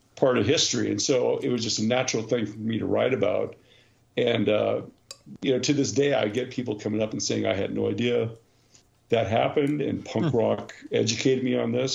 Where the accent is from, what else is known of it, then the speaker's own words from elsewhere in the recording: Cerritos, California, United States; Cerritos, which we're famous from famously from, um, is a little suburb right exactly on the border of Orange County and Los Angeles counties